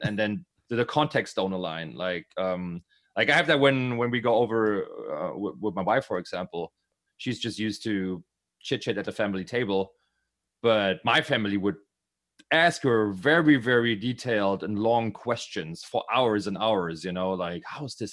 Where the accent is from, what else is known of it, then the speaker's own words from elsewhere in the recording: Berlin, Germany; I'm from Berlin